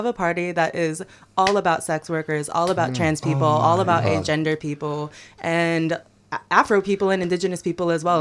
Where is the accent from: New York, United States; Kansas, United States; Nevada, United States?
New York, United States; New York City; moved away as an adult; now in Australia; I'm from New York City, and when I first moved here